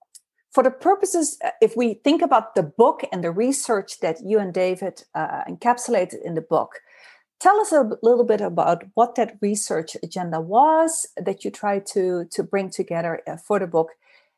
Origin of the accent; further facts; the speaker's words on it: Netherlands; English is a second language; you did your PhD in experimental psychology at the University of Amsterdam in my home country.